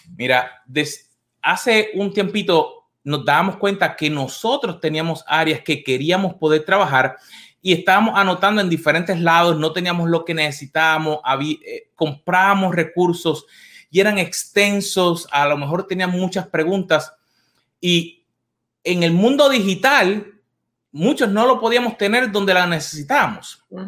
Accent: Puerto Rico; cuando yo crecí en Puerto Rico

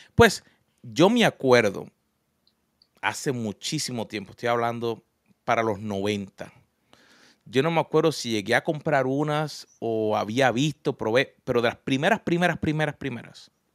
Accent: Puerto Rico; yo nací en Puerto Rico

